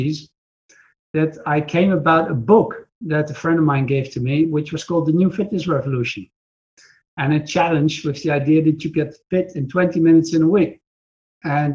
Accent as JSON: {"language": "English", "country": "Netherlands", "said": "from the Netherlands"}